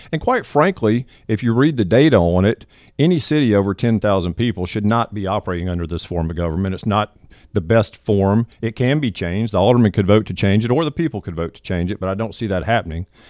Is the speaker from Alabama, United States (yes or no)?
no; Southaven, Mississippi, United States; moved away as an adult; now in Hernando, United States; I was raised in South Haven